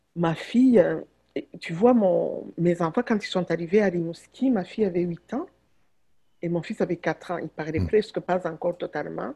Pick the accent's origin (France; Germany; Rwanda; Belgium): Rwanda; Butare, Southern Province; now in Quebec, Canada; la, ville où je suis née, à Boutaré